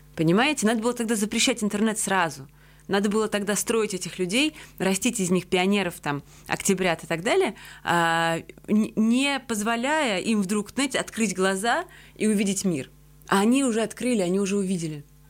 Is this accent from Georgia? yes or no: yes; Georgia; also born or lived in Russia; now in Riga, Latvia; Как человек, который вообще-то себя прежде всего ассоциирует с Грузией